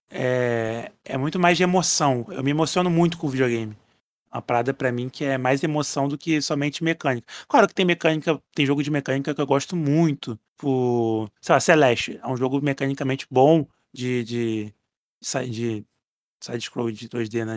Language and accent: Portuguese; Brazil; eu sou brasileiro